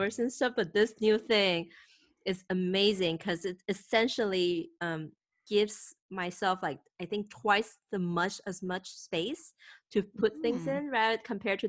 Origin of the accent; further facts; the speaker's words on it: Thailand; English is a second language; also born or lived in Taiwan; I moved to Thailand from Taiwan at age of 8, so that was second grade.